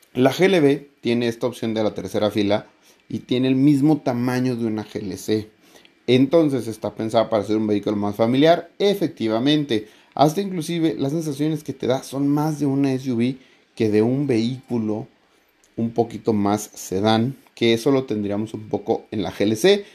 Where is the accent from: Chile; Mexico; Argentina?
Mexico; como buen mexicano